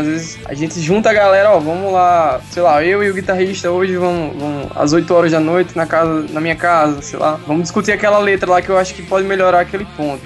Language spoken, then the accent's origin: Portuguese; Mossoró, Rio Grande do Norte, Brazil; also born or lived in Natal; eu, eu sou de Mossoró, assim, morei a é, minha adolescência toda lá.